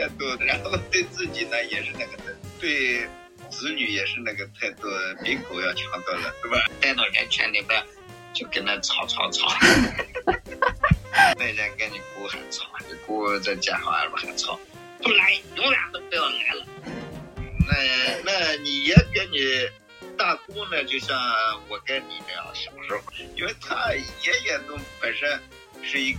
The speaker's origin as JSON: {"language": "Chinese", "region": "Shaanxi", "country": "China", "tie": "born or raised there", "moved": "yes", "said": "我的老家在白鹿原，就是陈宗实写的那个小说里边的。陈宗实和我奶奶爷爷是一代人。"}